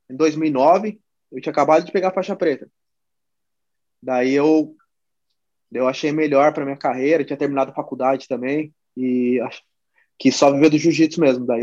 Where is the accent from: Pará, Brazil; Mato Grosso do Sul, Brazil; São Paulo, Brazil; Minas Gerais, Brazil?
São Paulo, Brazil; São José dos Campos; Eu sou de São José dos Campos, cara. É... Sempre morei aqui desde criança. Nascido e criado aqui.